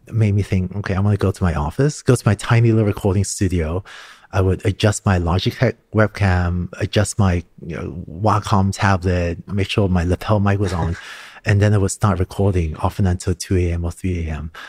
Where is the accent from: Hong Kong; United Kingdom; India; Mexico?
Hong Kong; also born or lived in Singapore; Growing up in Hong Kong and Singapore, I started learning to code when I was five or six years old.